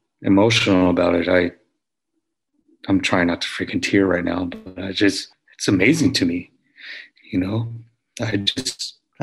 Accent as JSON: {"language": "English", "town": "Houston", "region": "Texas", "country": "United States", "said": "I'm from Houston, Texas"}